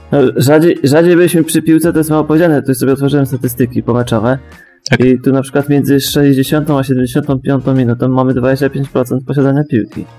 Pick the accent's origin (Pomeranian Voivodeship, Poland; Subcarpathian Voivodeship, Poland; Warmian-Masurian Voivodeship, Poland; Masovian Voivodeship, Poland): Pomeranian Voivodeship, Poland; Bąkowo; niech będzie z Bąkowa